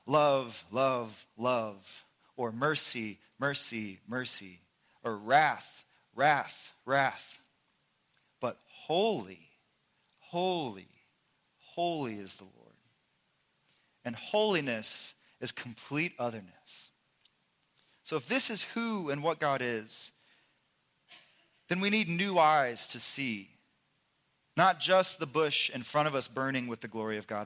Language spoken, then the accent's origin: English; Indiana, United States; now in Oklahoma, United States; I'm from Indiana, and we drive past cows all the time. We live in Oklahoma